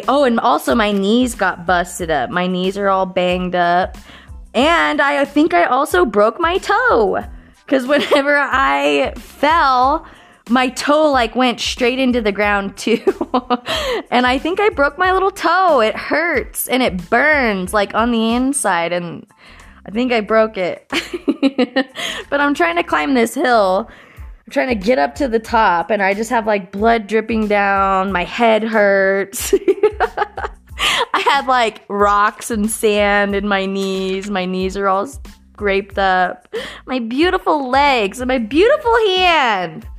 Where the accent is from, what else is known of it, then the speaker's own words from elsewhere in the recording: Florence, United States; I'm officially one of the last grandkids to be in my hometown of Florence.